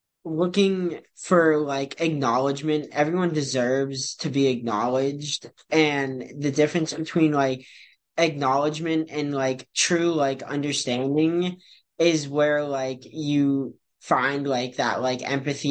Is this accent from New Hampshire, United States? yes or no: yes; New Hampshire, United States; also born or lived in Novokuznetsk, Russia; I was fortunate enough to get adopted by a upper middle class family who happened to be from the United States, that also happened to live in a very nice area of New Hampshire